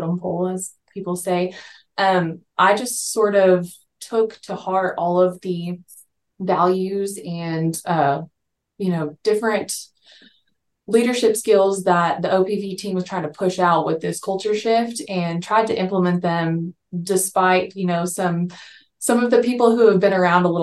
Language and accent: English; Texas, United States; moved away as an adult; also born or lived in Colorado; I born and raised in Texas. I moved away to Colorado for a little bit